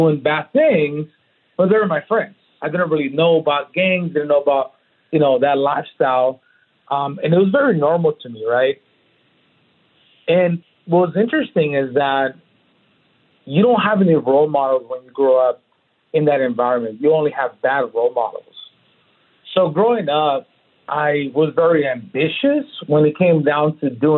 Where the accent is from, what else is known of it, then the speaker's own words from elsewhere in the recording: Oceanside, California, United States; now in Texas, United States; Born and raised in Oceanside, two parents